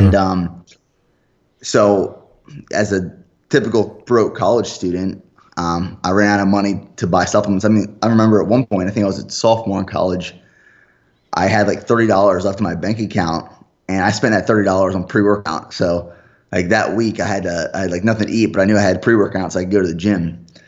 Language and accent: English; Pennsylvania, United States; moved away; my family back home, I'm from Pennsylvania originally